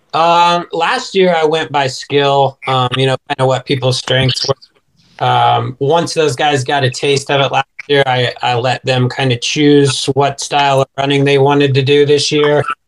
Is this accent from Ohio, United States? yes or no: yes; Chillicothe, Ohio, United States; moved away as an adult; now in Florida, United States; my hometown of Chillicothe, Ohio